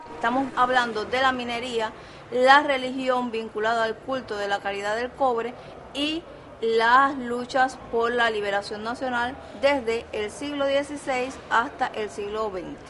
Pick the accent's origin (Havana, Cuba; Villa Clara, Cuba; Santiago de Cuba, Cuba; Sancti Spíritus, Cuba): Santiago de Cuba, Cuba; para todos nosotros, los cubanos y especialmente los santiagueros